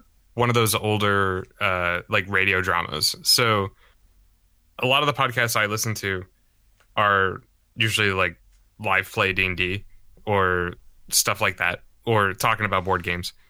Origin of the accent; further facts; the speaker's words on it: Charleston, South Carolina, United States; I grew up in Charleston, South Carolina for, you know, quite a few years.